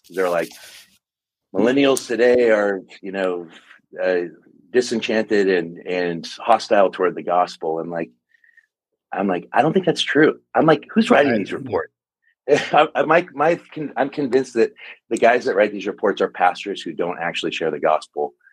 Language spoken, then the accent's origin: English; Portland, Oregon, United States; We're from the Northwest, both from the Portland area